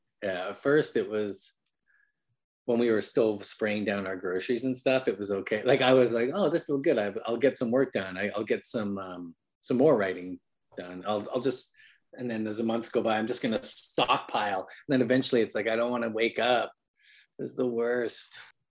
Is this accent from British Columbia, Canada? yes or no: yes; Vancouver, British Columbia, Canada; now in United States; I'm Canadian. I mean, I've been in America for 5 years, but in Canada, we have a really good library.